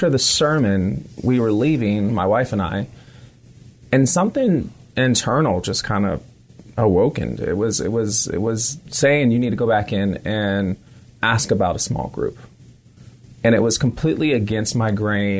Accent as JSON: {"language": "English", "town": "San Francisco", "region": "California", "country": "United States", "tie": "born or raised there", "also_born_or_lived": "Bay Area, California", "said": "I was extremely young growing up in San Francisco before I kind of relocated around California in the Bay Area"}